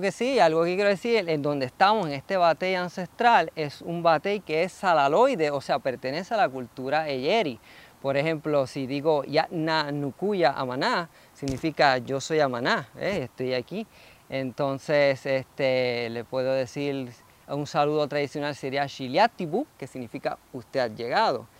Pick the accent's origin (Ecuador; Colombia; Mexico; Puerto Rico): Puerto Rico; quienes somos como puertorriqueños